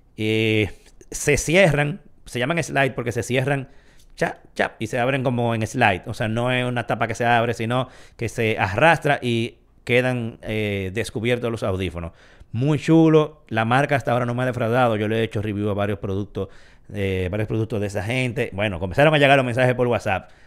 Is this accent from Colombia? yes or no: no; Dominican Republic; como todo dominicano